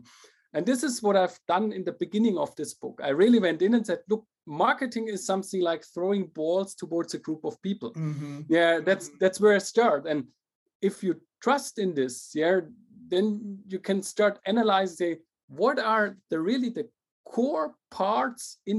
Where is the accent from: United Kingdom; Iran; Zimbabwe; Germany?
Germany; also born or lived in Paris / Shanghai / St. Gallen; Started at HFU in Germany. That's a German university near my hometown